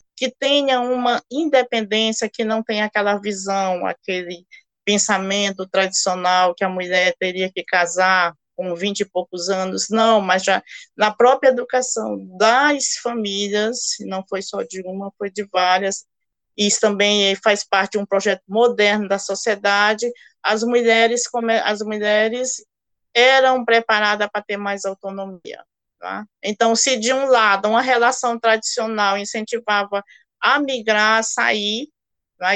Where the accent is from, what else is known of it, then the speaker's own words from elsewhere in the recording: Ceará, Brazil; also born or lived in Recife; now in Boa Vista, Brazil; sou também migrante, sou cearense